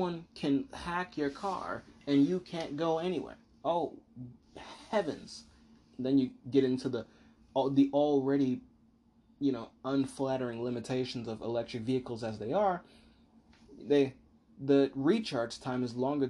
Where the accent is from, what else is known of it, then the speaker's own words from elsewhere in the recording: United States; I, as an American, am of the uniquely American perspective